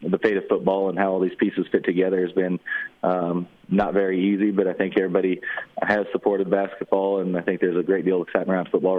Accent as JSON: {"language": "English", "region": "California", "country": "United States", "moved": "yes", "said": "I'm originally from California"}